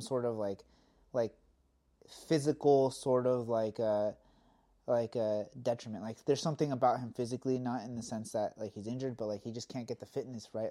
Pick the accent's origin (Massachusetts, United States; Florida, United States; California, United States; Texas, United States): California, United States; Southern; us growing up in California